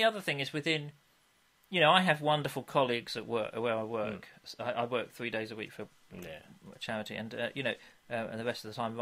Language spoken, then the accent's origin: English; England, United Kingdom; we're English